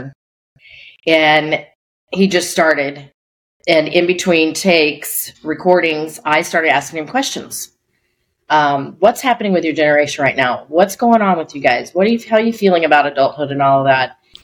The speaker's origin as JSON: {"language": "English", "region": "Colorado", "country": "United States", "tie": "born or raised there", "said": "my husband and I grew up in Colorado"}